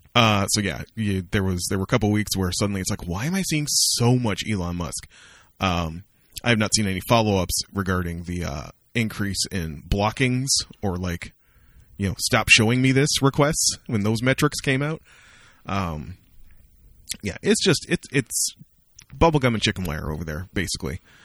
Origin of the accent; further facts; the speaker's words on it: Amherstburg, Ontario, Canada; moved away; the Richmond Popcorn Company, which is a popcorn store that opened in my hometown